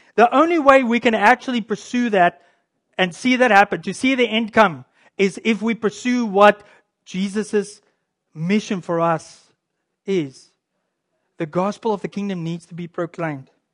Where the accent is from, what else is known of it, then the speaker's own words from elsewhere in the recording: South Africa; now in Canada; I'm a Canadian, by the way. I do come from South Africa, but I, I'm a Canadian now.